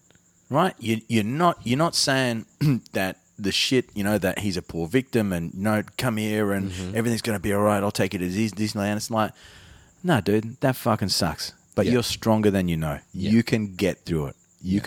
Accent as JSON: {"language": "English", "town": "Armidale", "region": "New South Wales", "country": "Australia", "said": "I'm a dude from Armidale."}